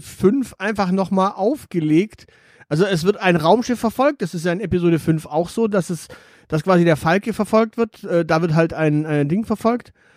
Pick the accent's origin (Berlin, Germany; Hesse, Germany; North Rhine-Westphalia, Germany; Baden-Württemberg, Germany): Baden-Württemberg, Germany; Swabia; ich bin Schwabe